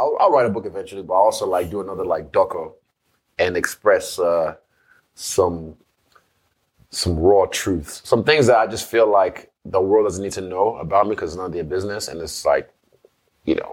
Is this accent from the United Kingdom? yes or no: no; Nigeria; growing up in Nigeria